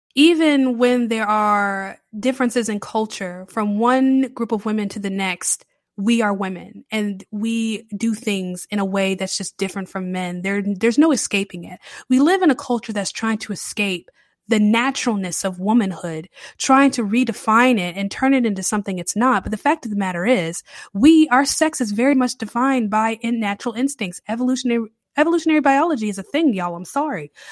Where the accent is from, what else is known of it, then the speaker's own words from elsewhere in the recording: the Carolinas, United States; moved away as an adult; now in New Orleans, United States; I've been a Southern girl my entire life. I grew up in the Carolinas.